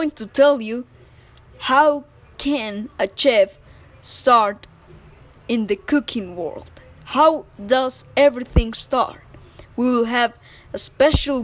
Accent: Bogotá, Colombia; I am from Bogota City.

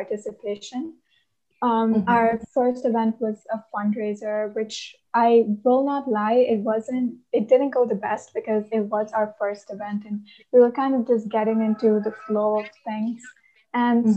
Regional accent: India; I'm from India

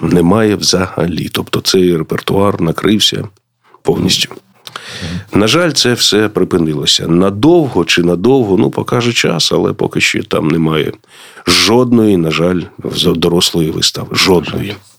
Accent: Kharkiv, Kharkiv Oblast, Ukraine; я з Харкова

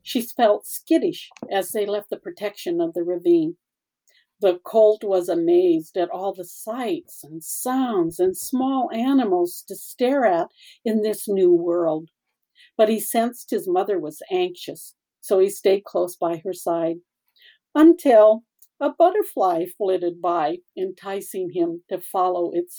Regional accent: South Dakota, United States; I was raised in South Dakota

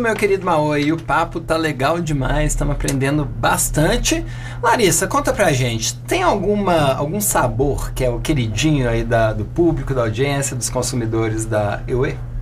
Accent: Minas Gerais, Brazil; Por mais que eu sou de Minas, na minha região não tinha muito

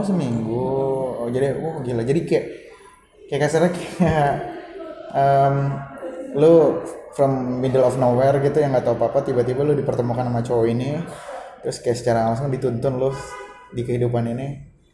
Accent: Jakarta, Indonesia; gue pun sebagai orang Jakarta yang mata nya udah puluhan ribu tahun tinggal di Jakarta

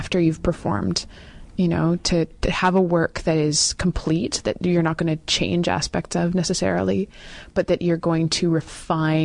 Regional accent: Western Canada, Canada; I'm from Western Canada

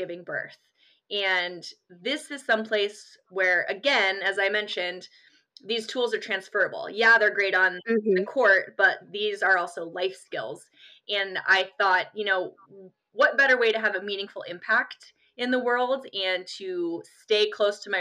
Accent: Colorado Springs, Colorado, United States; I grew up in Colorado Springs, Colorado, and really enjoyed getting to grow up there

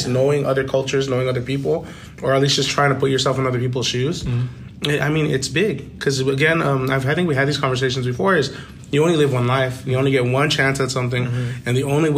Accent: Pomona, California, United States; also born or lived in West Covina; I grew up in Pomona. I was in like, but I was all in that San Gabriel Valley-ish. Like, West Covina

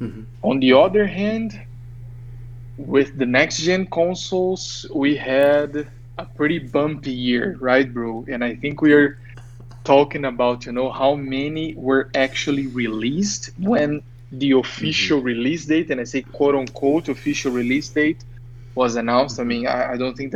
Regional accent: Brazil; moved away as an adult; also born or lived in San Diego, United States; we were born and raised in Brazil. It's like after living almost six years in San Diego

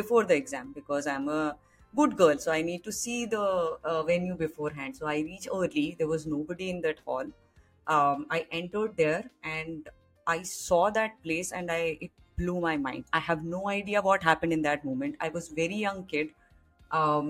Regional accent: Kanpur, Uttar Pradesh, India; moved away; I grew up in Kanpur and I belong to a very simple middle class family.

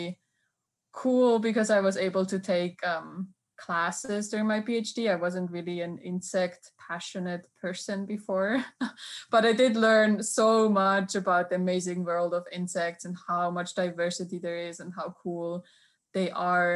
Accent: Switzerland; English is a second language; moved away as an adult; now in Auburn, United States; I'm originally from Switzerland, where I did my undergrad and also my master's degree

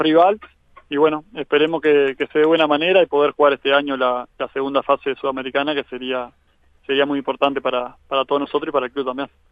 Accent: Agraciada, Soriano, Uruguay; now in Carmelo, Uruguay; yo soy de Agraciada, que está a unos 80 kilómetros de Colonia, más allá que ahora vivo en Carmelo

